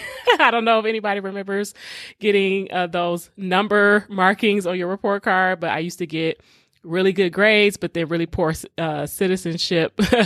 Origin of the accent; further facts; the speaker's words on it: Detroit, Michigan, United States; even though I grew up in Detroit public schools and the majority of the students were black.